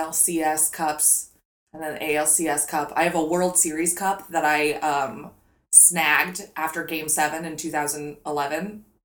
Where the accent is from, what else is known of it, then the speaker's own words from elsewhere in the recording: St. Louis, Missouri, United States; my hometown no longer has a football team.